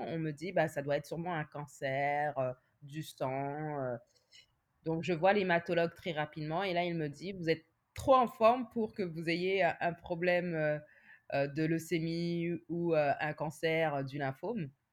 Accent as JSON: {"language": "French", "country": "France", "tie": "born or raised there", "moved": "as an adult", "lives_now": "Montreal, Canada", "said": "je suis née et j'ai grandi en France. Mmh et maintenant, ça va faire 10 ans que je vis euh, à Montréal"}